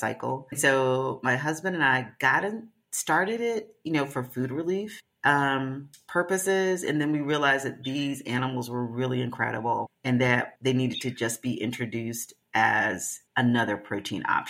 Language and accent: English; the South, United States; I'm from the South